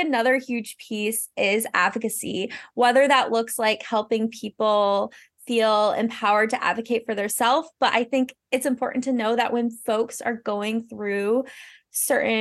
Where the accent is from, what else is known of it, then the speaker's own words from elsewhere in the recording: North Carolina, United States; moved away as an adult; now in Maine, United States; I am originally from North Carolina, but I'm living here in Maine now and have been for 10-ish years